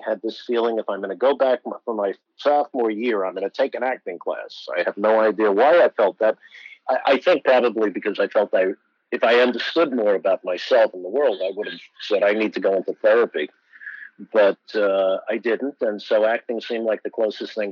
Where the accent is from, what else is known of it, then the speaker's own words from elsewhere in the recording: New City, New York, United States; also born or lived in Bronx, New York; now in New Haven, United States; I was born in the Bronx in New York, and I grew up in a little town north of there in Rockland County called New City